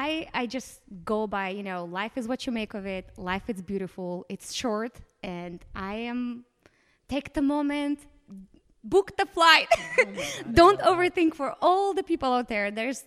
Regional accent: Moldova; Moldova specifically, just going to my home country, like, let's go explore the rest of the world.

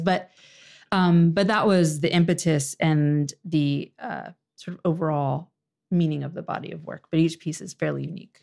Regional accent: Orange County, Virginia, United States; moved away as an adult; now in Washington, D.C., United States; I'm originally from Orange County, Virginia.

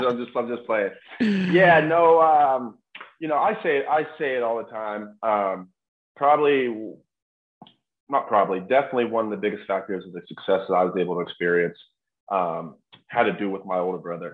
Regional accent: Western Pennsylvania, United States; also born or lived in Morgantown, West Virginia; growing up in Western Pennsylvania

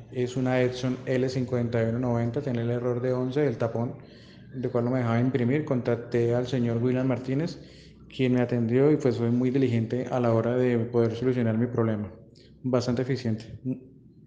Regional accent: Colombia; soy de Colombia

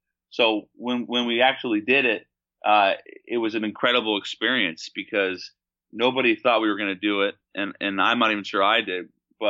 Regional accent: Seattle, Washington, United States; when I was growing up in Seattle, there was such a hotbed of talent.

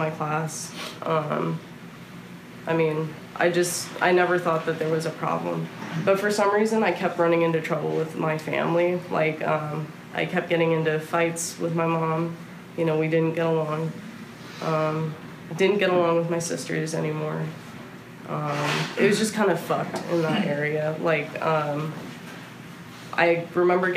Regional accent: Bay Area, California, United States; also born or lived in New Orleans, Louisiana / Houston, Texas; now in Austin, United States; I grew up in California, lived in New Orleans for a second, lived in Houston for a long time, and came up to Austin for college

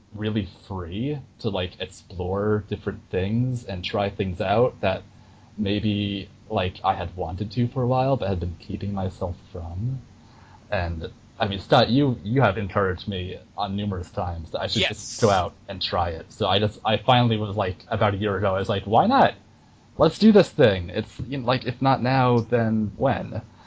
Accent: New York, United States; I grew up in New York

